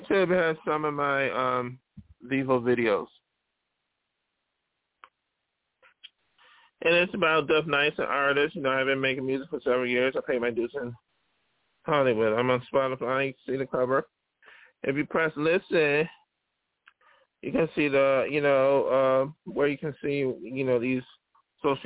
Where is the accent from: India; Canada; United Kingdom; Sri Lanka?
India; as an Indian small artist